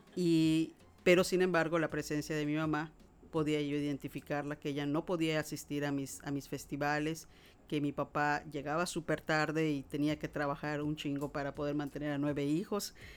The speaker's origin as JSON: {"language": "Spanish", "town": "Mérida", "region": "Yucatán", "country": "Mexico", "tie": "born or raised there", "said": "nací en Mérida, Yucatán y provengo de una familia muy extensa"}